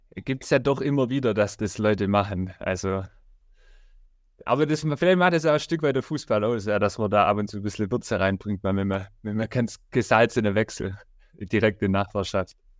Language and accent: German; Rottenburg am Neckar, Baden-Württemberg, Germany; ich komme ja aus Rotterburg